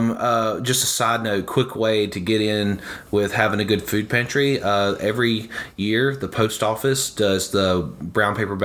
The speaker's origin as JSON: {"language": "English", "region": "the South", "country": "United States", "said": "I'm from the South, and so that means, you know, within a 1 mile radius, there's 7 churches."}